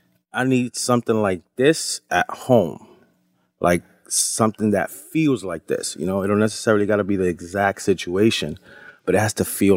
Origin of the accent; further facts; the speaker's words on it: New York, United States; he saw that I was from New York and Arabic dude